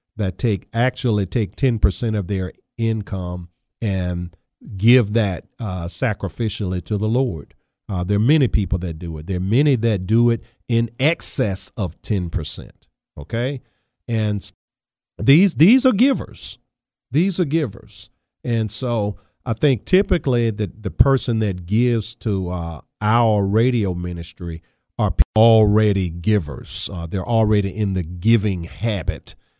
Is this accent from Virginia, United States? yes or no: yes; Charles City County, Virginia, United States; I grew up playing football in Charles City County, Virginia